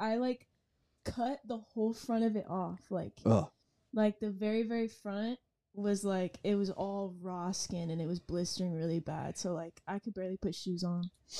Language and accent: English; Litchfield Park, Arizona, United States; born or raised there